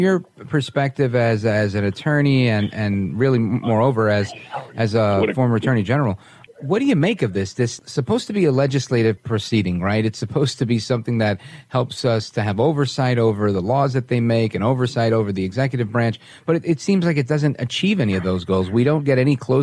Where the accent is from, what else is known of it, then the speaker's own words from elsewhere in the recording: New York, United States; I'm a New Yorker.